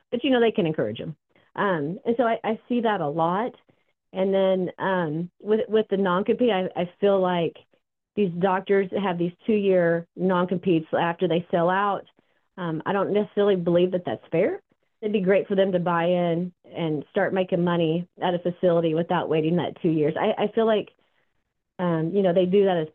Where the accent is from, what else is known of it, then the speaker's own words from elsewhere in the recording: Oklahoma, United States; now in Austin, United States; I'm from Oklahoma originally